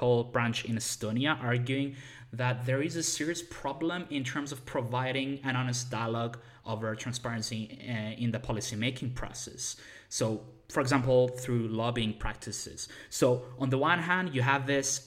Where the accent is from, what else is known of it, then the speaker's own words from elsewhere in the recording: Cyprus; I come from Cyprus